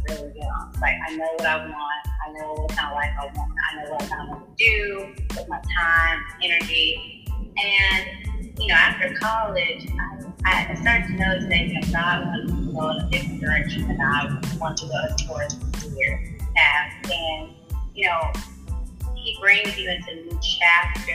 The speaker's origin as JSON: {"language": "English", "town": "Jackson", "region": "Mississippi", "country": "United States", "said": "I'm from Jackson, Mississippi, and, you know, growing up, I definitely was a church girl"}